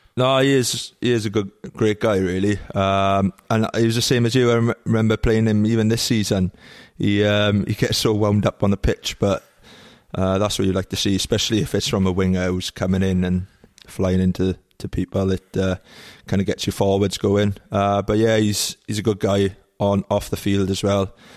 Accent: Trebanos, Wales, United Kingdom; Village, yeah. It's only like a, a mile long, really. Um, and in, in Welsh, it's called Trebanus

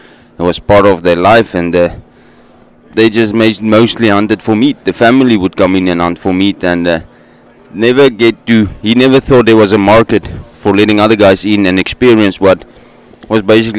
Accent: South Africa; from Motsomi Safaris, born and raised in South Africa, hunted all over the place before

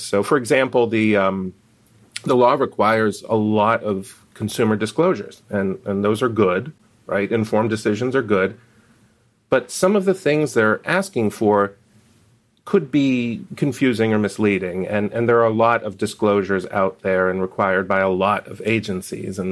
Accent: Pennsylvania, United States; one of them's a stone's throw from my hometown in Pennsylvania

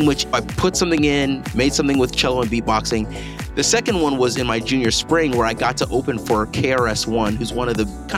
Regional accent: Owensboro, Kentucky, United States; moved away; also born or lived in Pasadena, California; I was born in Pasadena. My dad and my mom, they're both from Nigeria and Grenada, respectively. They decided to move to Owensboro, Kentucky. And that's where I was raised.

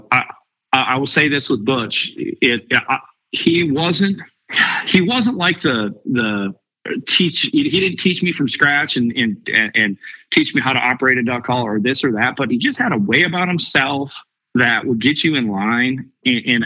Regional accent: the North, United States; I'm from up north, you know, I'm not from Arkansas

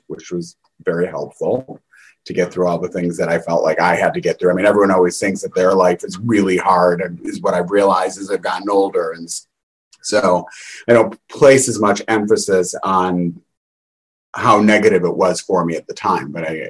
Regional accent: Chicago, Illinois, United States; I grew up in a suburb outside of Chicago.

